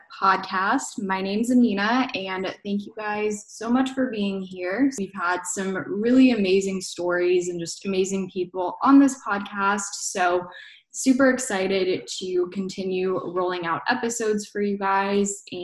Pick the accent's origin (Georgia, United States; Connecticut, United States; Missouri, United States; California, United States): Georgia, United States; accent: Georgia; first language Bosnian; English is a second language; you'll hear like the Georgia accent.